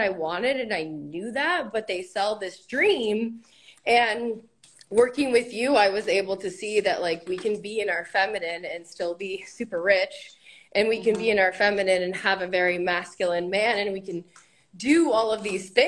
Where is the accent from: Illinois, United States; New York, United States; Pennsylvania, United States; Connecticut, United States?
Connecticut, United States; I'm from Connecticut in the United States